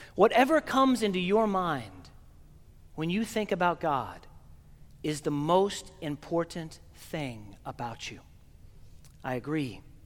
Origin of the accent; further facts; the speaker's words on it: Oklahoma, United States; moved away; I'm from Oklahoma, and we're landlocked, and we don't have, we have our own accent